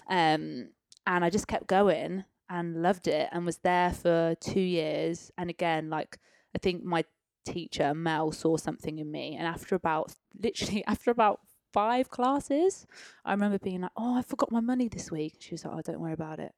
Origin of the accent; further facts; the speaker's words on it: Peterborough, East of England, United Kingdom; moved away; also born or lived in London; born and raised in Peterborough